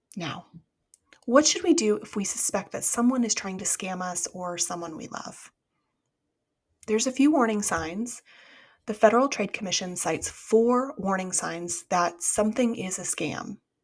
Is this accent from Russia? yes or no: no; United States; As an American